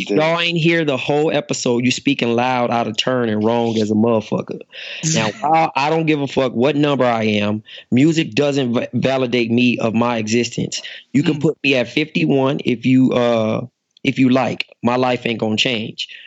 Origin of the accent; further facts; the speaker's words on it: the West, United States; I'm from the West.